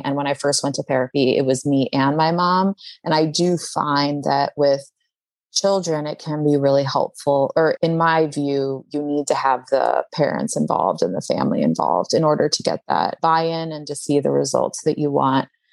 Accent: Chicago, Illinois, United States; I grew up in Chicago

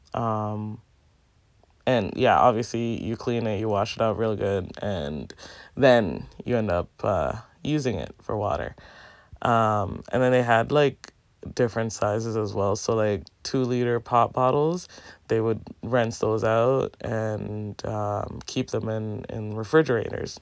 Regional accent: Jamaica; Growing up in Jamaica, like, we would have to go to the pipe and fill our pails of water

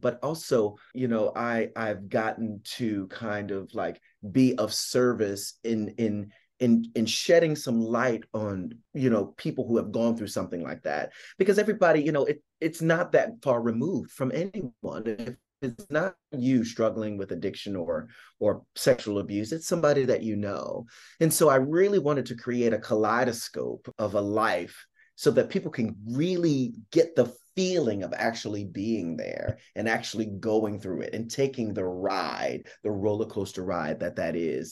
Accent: Philadelphia, Pennsylvania, United States; I'm from Philadelphia, I grew up in South Philly

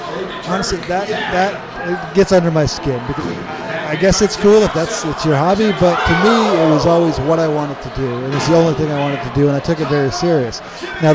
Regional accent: New England, United States; I grew up in New England

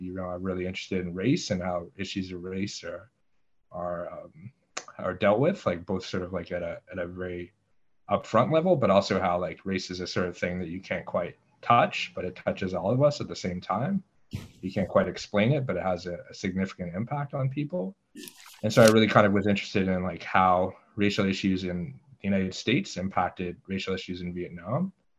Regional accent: Ottawa, Ontario, Canada; So I was born and I grew up in Ottawa, Canada. But it's a little bit more complex than that. Both my parents were American immigrants to Canada.

